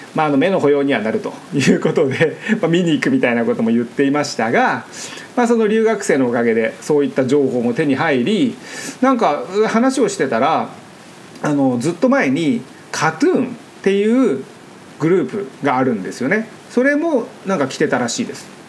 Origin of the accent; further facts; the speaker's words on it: Japan; now in Los Angeles, United States; 日本で生まれてこっちに来た、えー、僕が1世